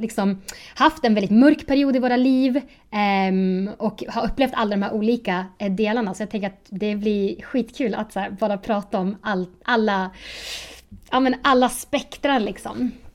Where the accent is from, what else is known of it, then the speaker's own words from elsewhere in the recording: Sundsvall, Västernorrland County, Sweden; now in Uppsala, Sweden; Jag är egentligen från Sundsvall, men jag bor i Uppsala nu